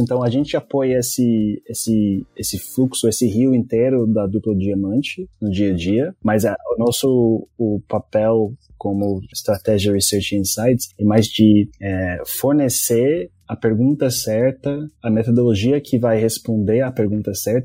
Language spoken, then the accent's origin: Portuguese; Brazil; accent: Brazilian; quando eu falo palavras em inglês sem o, o sotaque brasileiro